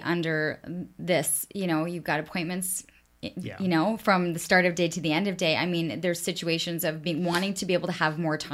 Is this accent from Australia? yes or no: no; Canada; now in Ottawa, Canada; being Canadian